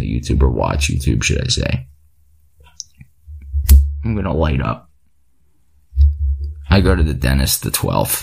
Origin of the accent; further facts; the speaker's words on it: Philadelphia, Pennsylvania, United States; I'm from Philly.